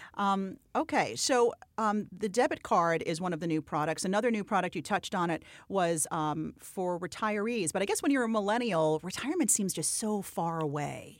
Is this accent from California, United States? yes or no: no; New York City, New York, United States; I, too, am born and bred in New York.